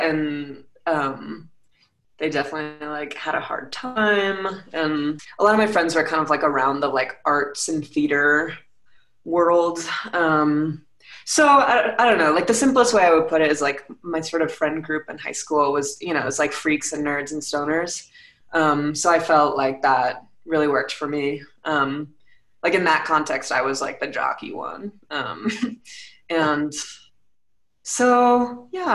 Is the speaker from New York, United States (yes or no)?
yes; Rye, New York, United States; also born or lived in Santa Monica, California; now in Colorado Springs, United States; So I grew up in Rye, New York, which is a suburb of New York City